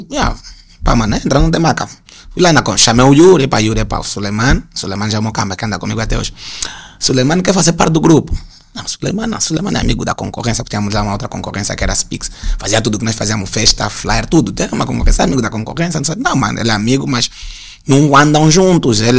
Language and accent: Portuguese; Angola; como nós angolanos todos nos conhecíamos, identificávamos todo mundo